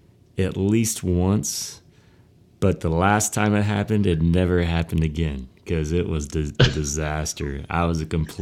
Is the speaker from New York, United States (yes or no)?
no; Ripon, Wisconsin, United States; born there; I was born in Ripon, Wisconsin. Small town, 7,000 people in Wisconsin.